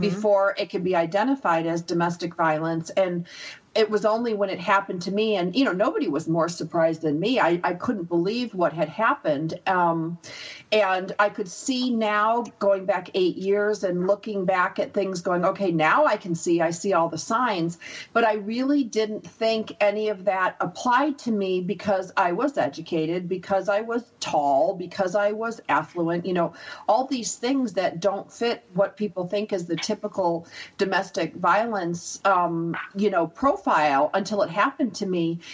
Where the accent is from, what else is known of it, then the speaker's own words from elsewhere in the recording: United States; I'm American